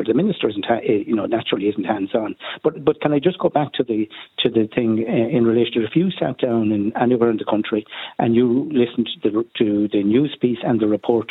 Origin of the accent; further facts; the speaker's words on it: Oughterard, Connacht, Ireland; I'm from Uachtaráid